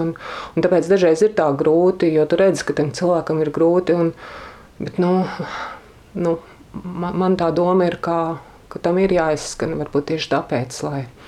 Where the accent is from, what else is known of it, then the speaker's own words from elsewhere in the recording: Latvia; es esmu no Latvijas